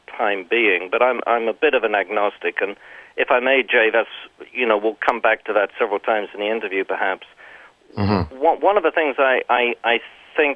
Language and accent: English; England, United Kingdom; I'm English